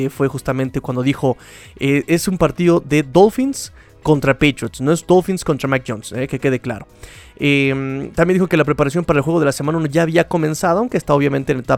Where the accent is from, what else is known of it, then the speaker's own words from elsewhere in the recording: Mexico City, Mexico; pero yo que me quejo yo, soy chilango, yo me trago las vocales